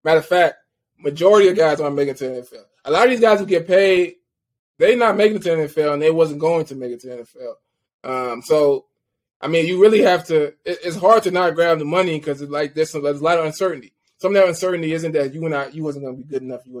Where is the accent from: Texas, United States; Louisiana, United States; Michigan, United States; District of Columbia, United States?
Louisiana, United States; I grew up in Louisiana